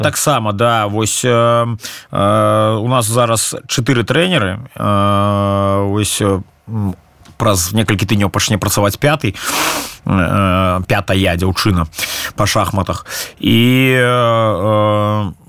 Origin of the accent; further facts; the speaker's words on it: Belarus; moved away as an adult; мы беларусы